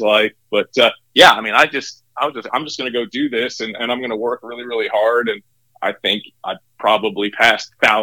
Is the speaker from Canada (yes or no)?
yes; Ontario, Canada; moved away as an adult; also born or lived in Johnson City, Tennessee; now in Knoxville, United States; growing up in Canada